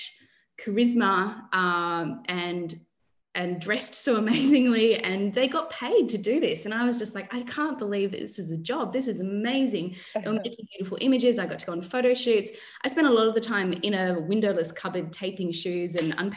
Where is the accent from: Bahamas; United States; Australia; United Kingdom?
Australia; Mildura, Victoria; now in Sydney, Australia; I grew up in Mildura, which is a rural town